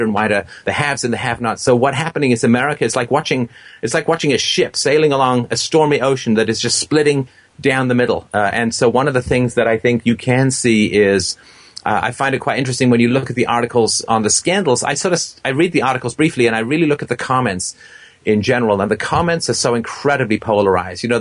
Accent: England, United Kingdom; moved away; I was growing up in England

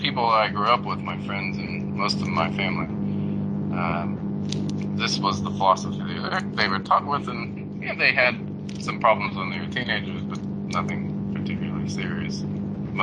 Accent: Midwest, United States; moved away as an adult; also born or lived in Eastern Europe; I grew up in Midwest Protestant America

